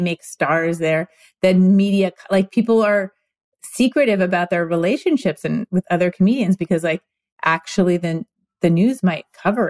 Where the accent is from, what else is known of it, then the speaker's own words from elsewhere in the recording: Montreal, Quebec, Canada; I was born in Montreal.